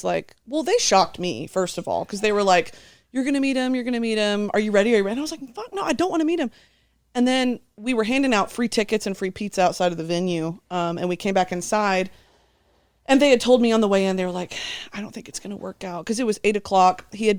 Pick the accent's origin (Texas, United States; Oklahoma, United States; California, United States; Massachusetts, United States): Texas, United States; also born or lived in South Korea; I grew up in Texas, and they make you take a foreign language from like sixth grade onward. So I was taking it. Well, I lived in South Korea in sixth grade.